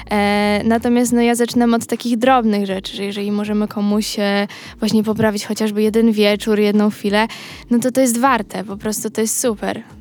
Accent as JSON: {"language": "Polish", "town": "Milanówek", "region": "Masovian Voivodeship", "country": "Poland", "said": "a ja z tak. Milanówka"}